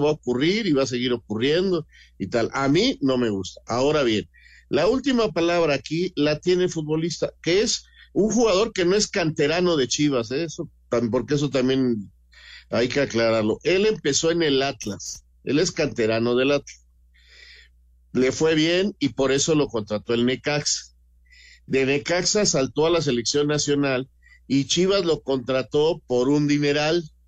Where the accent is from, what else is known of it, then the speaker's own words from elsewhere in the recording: Mexico; así a veces somos los mexicanos, esta forma de ser